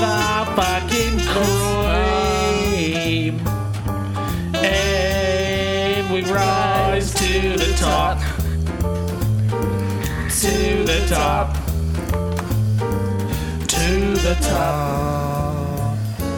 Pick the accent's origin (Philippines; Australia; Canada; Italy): Australia; Sydney, New South Wales; born there; Because I was born in Australia, Sydney. Born in Sydney, Australia.